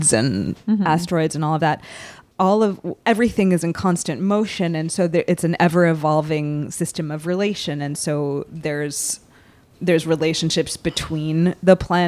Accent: Salem, Massachusetts, United States; I am from Salem, Massachusetts

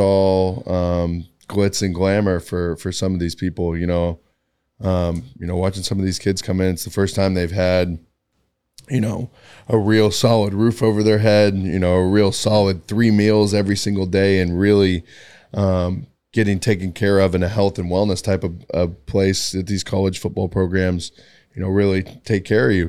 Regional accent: Tyler, Texas, United States; also born or lived in Kerrville, Texas; just being a kid from Texas, small town. You know, I grew up in in Tyler, um, ended up moving to Kerrville, which is a town of twenty thousand people

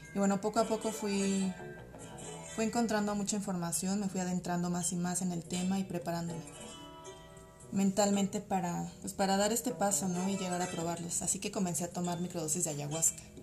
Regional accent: Mexico City, Mexico; Soy psicóloga y soy de la Ciudad de México

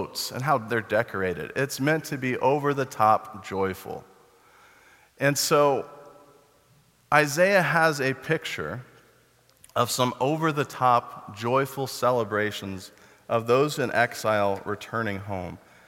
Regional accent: Texas, United States; I grew up in Texas

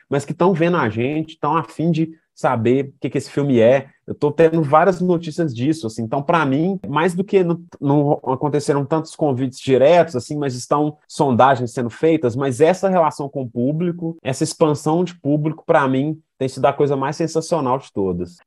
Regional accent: Contagem, Minas Gerais, Brazil; Eu, Maurílio e o André viemos da periferia de Contagem. André do bairro Amazonas, eu do Milanês

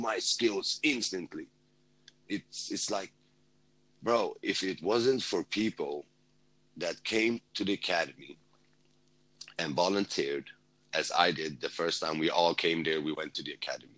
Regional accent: Sweden; moved away as an adult; as a Kurd, you know, I did this whole journey, you know, coming from, you know, growing up in Sweden

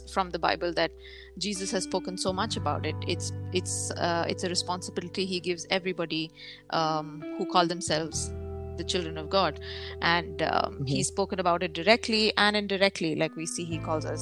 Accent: India; moved away; all the way from my home country, India

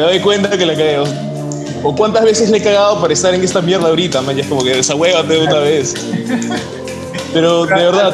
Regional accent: Peru; yo soy peruano

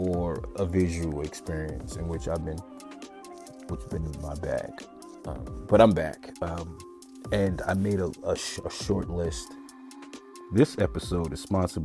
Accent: New York City, New York, United States; moved away; I'm coming from New York, Staten Island, where I was from

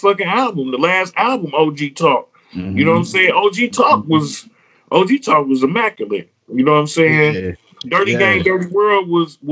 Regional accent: Detroit, Michigan, United States; I'm from Joy around here

